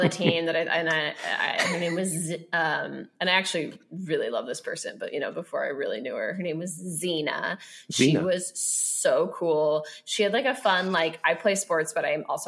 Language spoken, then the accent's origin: English; Sonoma, California, United States; I had to transition to public high school. Which I was happy to do. Like I hated Catholic school. And plus it's also the only high school in Sonoma